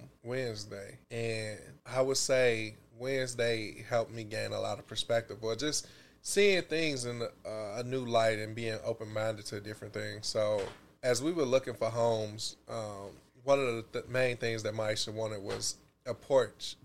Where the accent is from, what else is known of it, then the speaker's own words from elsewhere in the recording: Chicago, Illinois, United States; I'm from Chicago